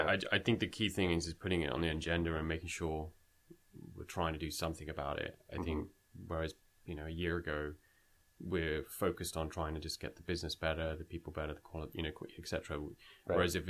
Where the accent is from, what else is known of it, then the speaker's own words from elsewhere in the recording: United Kingdom; now in Canada; I'm a British Indian, moved to Canada.